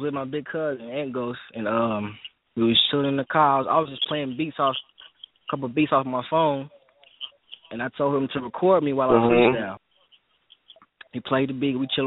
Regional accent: Louisville, Kentucky, United States; I'm from the West End

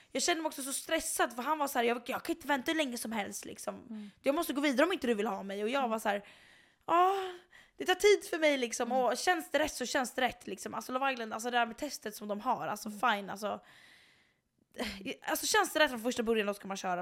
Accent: Sweden; also born or lived in Chicago; hon och jag var ju svenskar

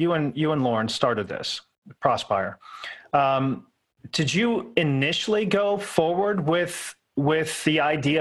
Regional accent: Pittsburgh, Pennsylvania, United States; I'm from Pittsburgh, so horrible accent here

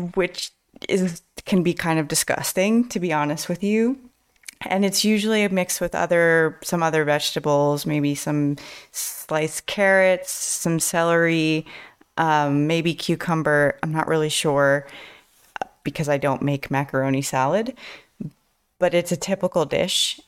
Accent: United States; I'm an American teacher

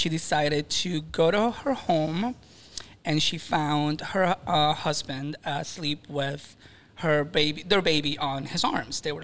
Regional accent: Maracaibo, Zulia, Venezuela; moved away; also born or lived in Miami; I was born and raised in Venezuela, Maracaibo to be specific. I do have an accent

